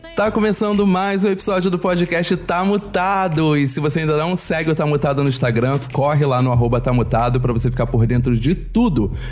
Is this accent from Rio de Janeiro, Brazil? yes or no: yes; Rio de Janeiro, Brazil; Minha mãe já nasceu no Rio, eu já nasci no Rio